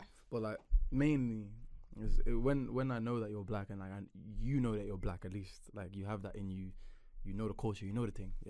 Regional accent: Nigeria; So, first and foremost, Nigerian girls, because I'm Nigerian, so that's what I know.

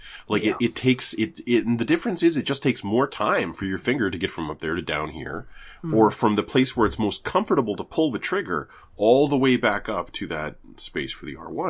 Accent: Canada; All it is that I'm Canadian.

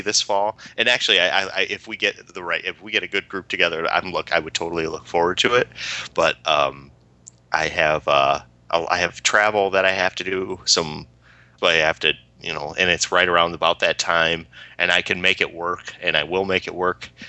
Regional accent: United States; we're American

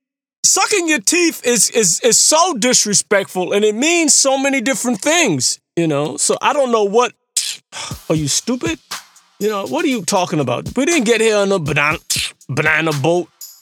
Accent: New York City, New York, United States; also born or lived in Barbados; growing up in Brooklyn, but being born in Barbados

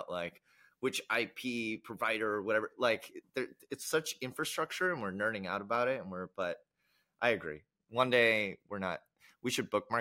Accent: United States; I can speak as an American, in the US at least

